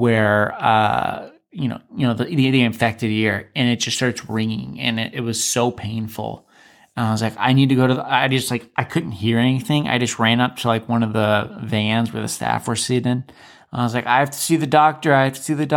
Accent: Alaska, United States; I was from Alaska

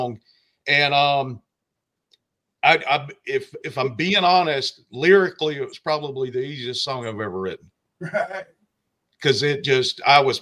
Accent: Georgia, United States; moved away as an adult; also born or lived in Florida Panhandle; now in Florida, United States; I actually have lived in the Panhandle for 15 years. I'm originally from Georgia

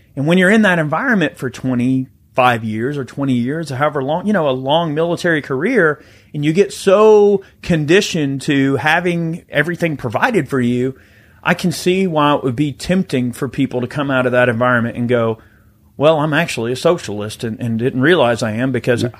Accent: the South, United States; I grew up in the South. I grew up, you know, in the outdoors, hunting, fishing

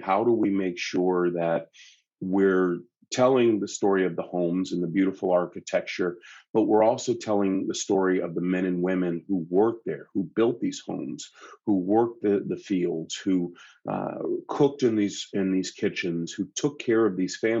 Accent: Washington, District of Columbia, United States; also born or lived in Maryland; now in Natchez, United States; I grew up in Washington, D.C. So I was in a very homogenous community. It was predominantly Black on my block. And then we moved out to Maryland

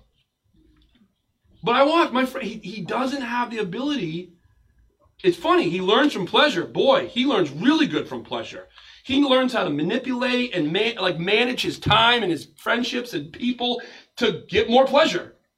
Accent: United States; as an American pastor

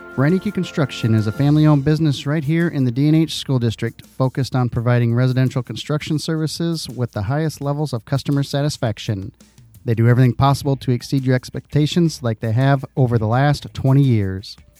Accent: Dike, Iowa, United States; When I grew up in Dyke, we used to have a arcade.

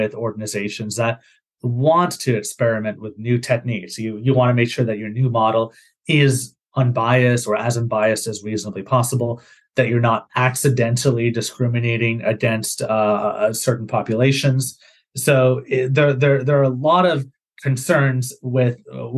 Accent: Canada; moved away as an adult; also born or lived in Massachusetts, United States; I'm from Canada. So when I did my master's in the States at Harvard University

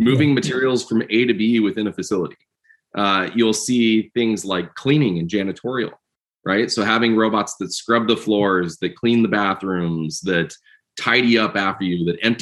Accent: Midwest, United States; moved away as an adult; also born or lived in Georgia; I grew up out in the Midwest doing computer engineering, electronics, did my PhD at Georgia Tech

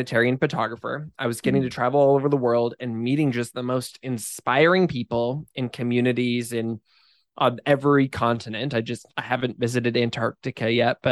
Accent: Eastern Washington State, United States; I grew up in Eastern Washington State, almost by Idaho

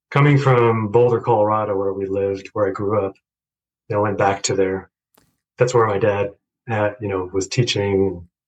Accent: Chandigarh, India; born there; Well, I guess I should go back to I was born in India, in Chandigarh, and my father was a mathematics professor.

